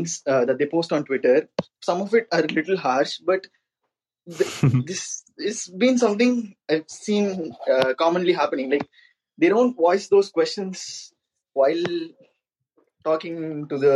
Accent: India; I'm from India

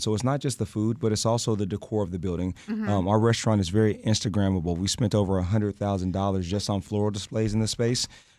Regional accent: Dallas, Texas, United States; also born or lived in Europe; I'm from Dallas originally

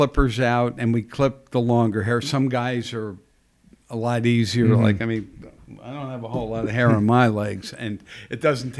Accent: Pottsville, Pennsylvania, United States; But it's because the only reason you didn't is because we're from Pottsville, and they gave it to a guy from up in that area.

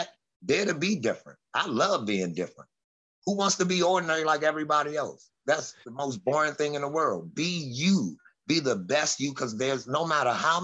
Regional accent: Washington, District of Columbia, United States; Southeast DC

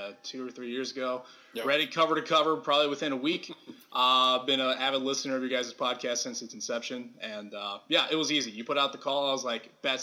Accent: Columbia, Missouri, United States; I was born and raised in Columbia. My grandpa was a professor at Missouri

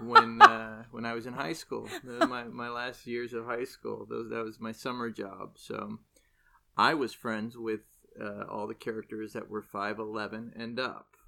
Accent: Irvine, California, United States; I grew up in Irvine, so, uh, you know, Anaheim wasn't that far away

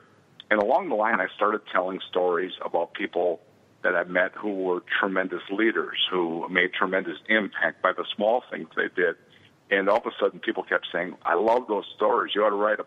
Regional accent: Seymour, Wisconsin, United States; I grew up near Green Bay, Wisconsin, a small town called Seymour

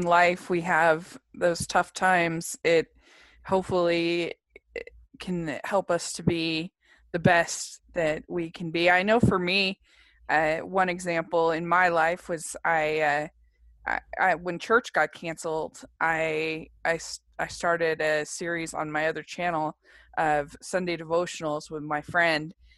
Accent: Utah, United States; I'm from Utah

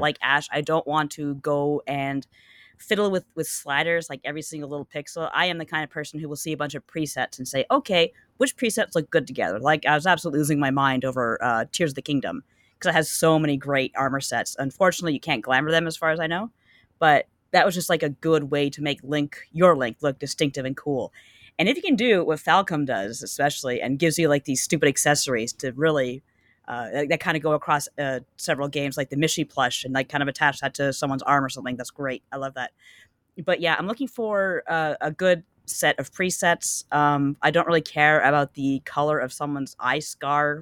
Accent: Canada; as a Canadian, I'm often, like, dinged for saying "y'all"

